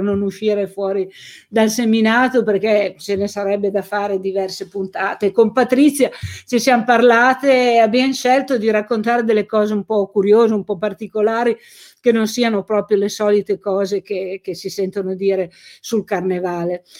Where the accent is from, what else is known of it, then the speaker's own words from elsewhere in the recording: Carbonara Scrivia, Piedmont, Italy; Carbonara, che era il mio paese, negli anni Ottanta